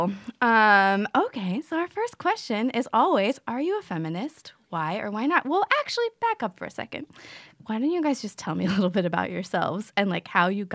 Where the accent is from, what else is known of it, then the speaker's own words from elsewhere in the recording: the South, United States; I'm also from the South